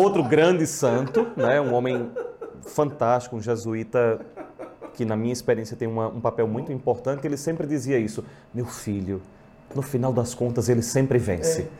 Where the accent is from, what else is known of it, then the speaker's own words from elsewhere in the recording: São Caetano, Pernambuco, Brazil; also born or lived in Caruaru; Eu sou, eu sou de, de São Caetano. Nasci aqui, mas com 15 dias fui para São Caetano